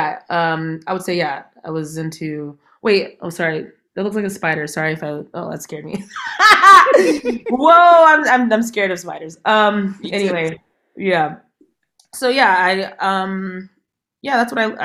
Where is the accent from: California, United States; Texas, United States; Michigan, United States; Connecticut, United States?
California, United States; San Jose; I'm from San Jose, California